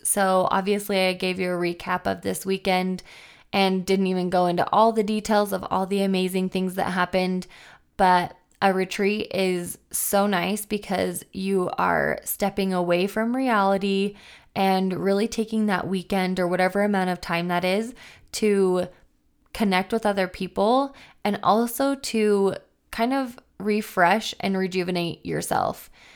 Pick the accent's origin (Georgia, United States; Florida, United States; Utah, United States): Utah, United States; Logan; I grew up in Logan, Utah